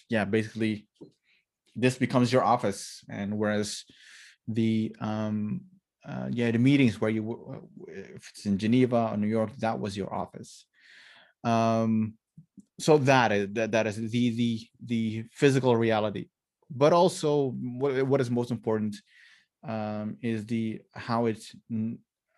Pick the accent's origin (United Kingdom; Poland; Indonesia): Indonesia; Maluku Islands; I'm from the Maluku Islands, which is between Australia and the Philippines.